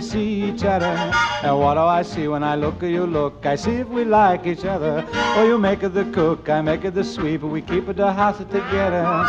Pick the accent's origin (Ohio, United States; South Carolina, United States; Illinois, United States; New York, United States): Ohio, United States; Steubenville; I was working at the steel mill in my hometown, Steubenville, Ohio